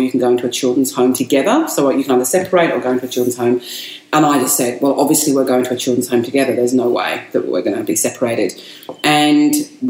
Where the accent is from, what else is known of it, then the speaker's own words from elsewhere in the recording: Kent, South East England, United Kingdom; moved away as an adult; also born or lived in Indonesia; now in Australia; I grew up in Kent, and that's known as English Country Garden, England's Country Garden.